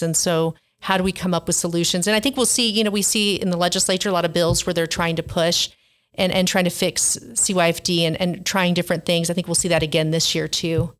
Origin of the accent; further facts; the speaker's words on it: Hobbs, New Mexico, United States; I grew up thirty minutes from Hobbs, New Mexico